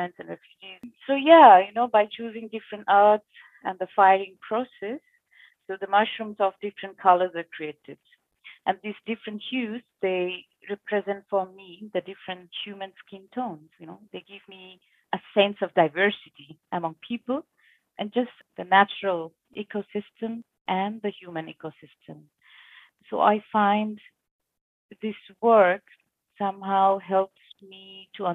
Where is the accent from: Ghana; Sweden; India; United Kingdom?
India; moved away as an adult; now in Switzerland; I born and brought up in India, and I'm here from last 3.5 years in Switzerland.